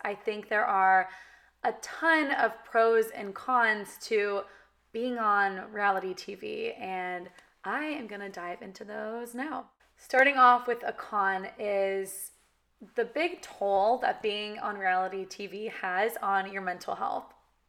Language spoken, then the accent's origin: English; California, United States; accent: valley girl; but I was raised in California, kind of talk like a valley girl. Like that's just how I was raised to talk.